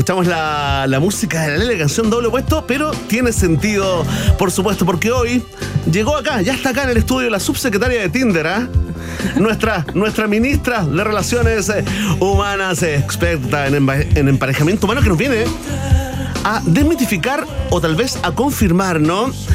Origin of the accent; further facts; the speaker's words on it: Chile; Soy chileno en el fondo